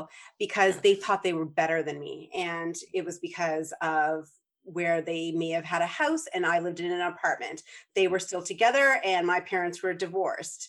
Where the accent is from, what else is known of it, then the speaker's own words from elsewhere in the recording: Prince Edward Island, Canada; I grew up in Prince Edward Island